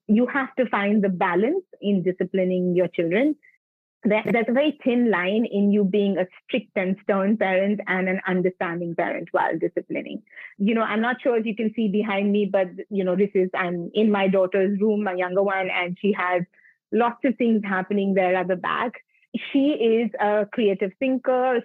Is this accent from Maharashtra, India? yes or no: yes; Mumbai, Maharashtra, India; I'm born and brought up in Bombay, in South Bombay.